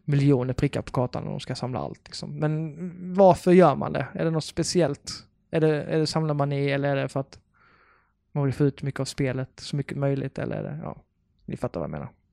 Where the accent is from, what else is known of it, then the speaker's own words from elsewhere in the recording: Karlshamn, Blekinge, Sweden; now in Lund, Sweden; jag kommer från Karlshamn i Blekinge